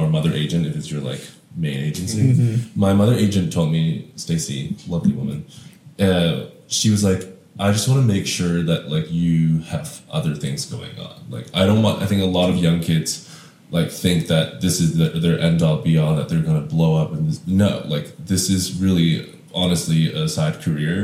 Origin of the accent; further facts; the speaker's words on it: Shanghai, China; moved away as an adult; also born or lived in Hong Kong / Canada; now in United States; I grew up in Shanghai, Hong Kong and Shanghai